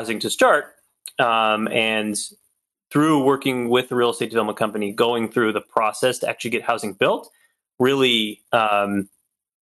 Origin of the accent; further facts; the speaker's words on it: Stockton, California, United States; moved away; Stockton is where I'm from. It's my hometown.